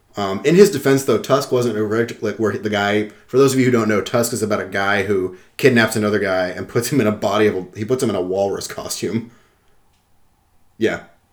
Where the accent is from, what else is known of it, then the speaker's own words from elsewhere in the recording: California, United States; I was born in California, and my dad is, you know, from California as well.